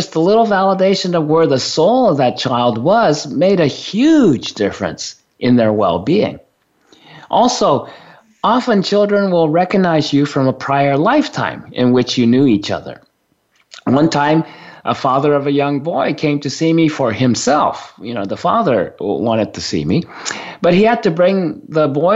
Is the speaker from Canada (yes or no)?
no; Japan; now in United States; since I was born and raised in Japan